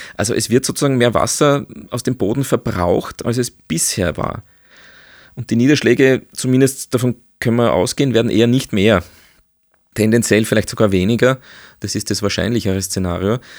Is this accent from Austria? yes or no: yes; Austria; bei uns in Österreich